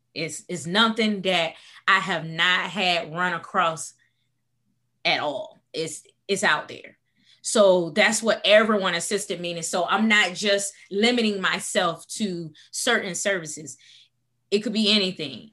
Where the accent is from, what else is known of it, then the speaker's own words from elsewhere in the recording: Portsmouth, Virginia, United States; moved away as an adult; also born or lived in Washington, D.C.; I am originally from Portsmouth, Virginia